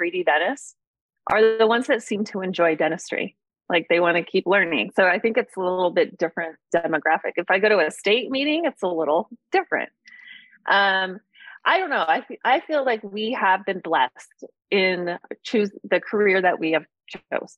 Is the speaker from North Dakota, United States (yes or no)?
no; Orange County, California, United States; moved away as an adult; also born or lived in Western New York / Omaha, Nebraska / Northern Idaho; now in Post Falls, United States; I grew up in Orange County, California